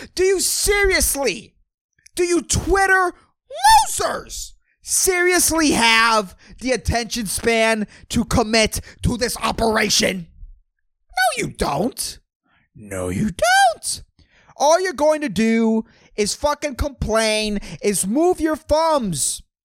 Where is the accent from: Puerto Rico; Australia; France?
Puerto Rico; I'm from Puerto Rico